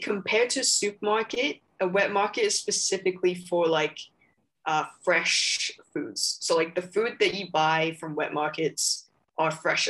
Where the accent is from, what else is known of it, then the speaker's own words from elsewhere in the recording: Hong Kong; first language English; moved away as an adult; now in Australia; I'm from Hong Kong